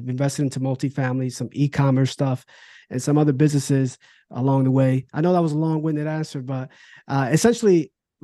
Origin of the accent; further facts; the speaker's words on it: New Jersey, United States; moved away as an adult; also born or lived in Philadelphia; now in Virginia, United States; I'm originally from New Jersey. Then I moved to Philadelphia with my wife now.